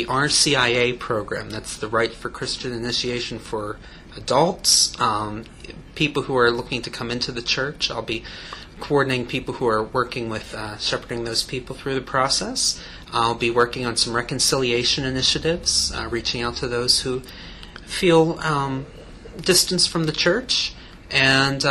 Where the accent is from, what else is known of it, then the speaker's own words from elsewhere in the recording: Pittsburgh, Pennsylvania, United States; now in Columbus, United States; I'm originally from Pittsburgh, Pennsylvania